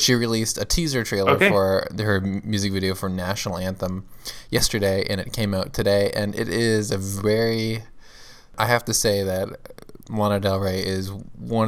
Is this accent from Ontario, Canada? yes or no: yes; Mississauga, Ontario, Canada; near my hometown of Mississauga, Canada